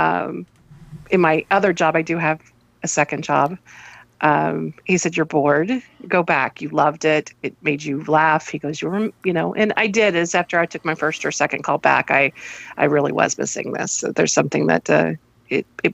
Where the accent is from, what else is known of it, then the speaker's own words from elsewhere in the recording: United States; I'm American.